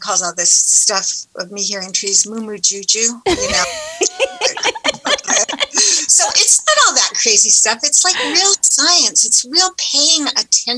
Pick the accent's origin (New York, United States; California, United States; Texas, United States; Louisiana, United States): California, United States; Southern; I grew up in Southern California by the ocean